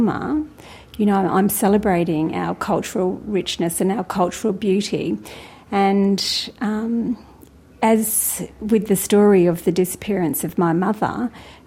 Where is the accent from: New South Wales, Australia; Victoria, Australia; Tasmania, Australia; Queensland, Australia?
Tasmania, Australia; far northeast coast of; I'm a Trawawoi from the far northeast coast of Lutruwita, Tasmania